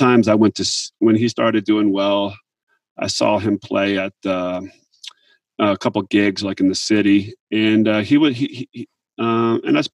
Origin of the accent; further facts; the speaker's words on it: Montville, New Jersey, United States; I grew up in Montville, New Jersey, and that's Morris County.